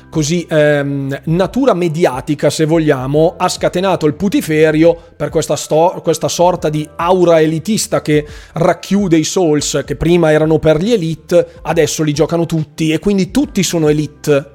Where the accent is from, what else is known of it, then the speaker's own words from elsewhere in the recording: Bergamo, Lombardy, Italy; Bergamo, quindi del mio paese